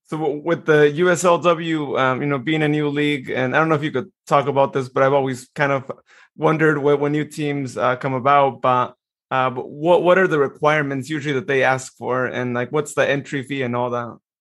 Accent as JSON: {"language": "English", "town": "Modesto", "region": "California", "country": "United States", "tie": "born or raised there", "said": "this is my hometown"}